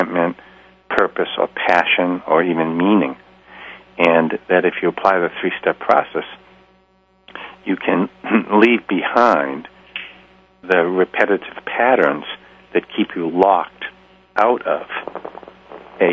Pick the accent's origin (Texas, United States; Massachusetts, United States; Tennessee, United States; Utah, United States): Massachusetts, United States; Boston; being a Bostonian